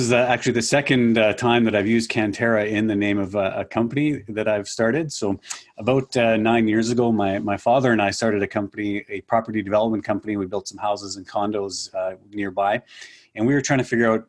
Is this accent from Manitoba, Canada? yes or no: yes; Winnipeg, Manitoba, Canada; I am from the Winnipeg, Manitoba, Canada area. So a prairie boy born and raised out in this area.